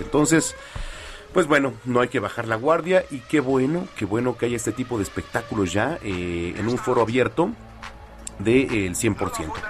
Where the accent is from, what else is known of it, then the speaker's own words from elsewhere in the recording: Mexico; el mexicano gritamos, nos emocionamos, en cualquier estadio alentamos